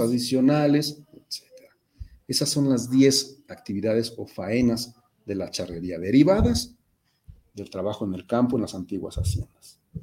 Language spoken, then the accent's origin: Spanish; Mexico; nosotros mismos como mexicanos